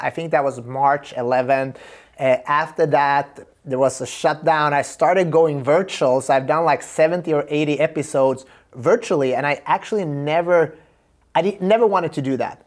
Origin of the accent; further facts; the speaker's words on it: Sweden; I'm from Sweden